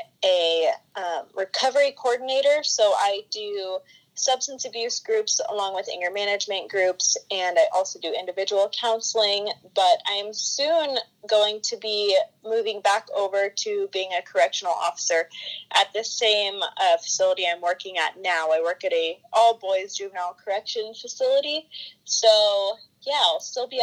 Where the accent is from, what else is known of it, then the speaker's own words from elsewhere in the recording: California, United States; I'm from California, born and raised here